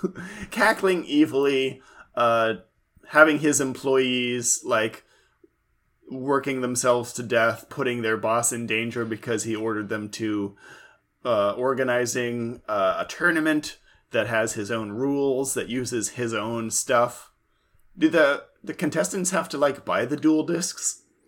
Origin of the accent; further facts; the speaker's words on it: Livermore, California, United States; now in Portland, United States; my hometown, Livermore